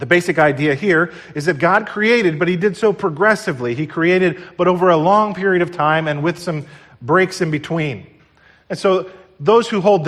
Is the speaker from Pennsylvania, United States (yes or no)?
no; New Jersey, United States; I grew up here in New Jersey